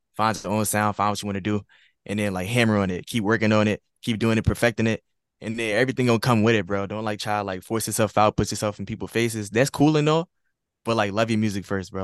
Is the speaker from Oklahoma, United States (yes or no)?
no; Little Rock, Arkansas, United States; I'm from a small town from Arkansas, Little Rock, Arkansas